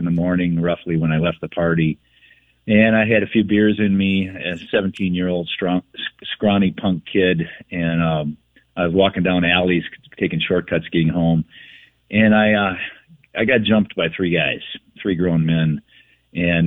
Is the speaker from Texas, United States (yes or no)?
no; Minneapolis, Minnesota, United States; Grew up in South Minneapolis in the hood.